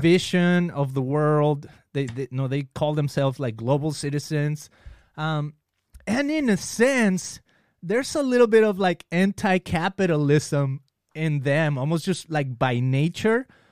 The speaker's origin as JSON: {"language": "English", "town": "Guadalajara", "region": "Jalisco", "country": "Mexico", "tie": "born or raised there", "moved": "yes", "said": "when I was in Mexico, I grew up in Guadalajara"}